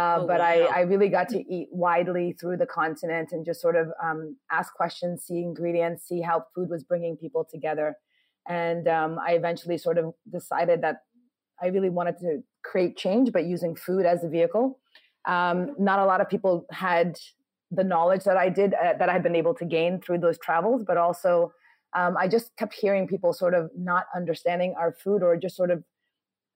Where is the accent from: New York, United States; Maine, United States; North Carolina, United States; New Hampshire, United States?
New York, United States; born or raised there; also born or lived in Ghana; now in Accra, Ghana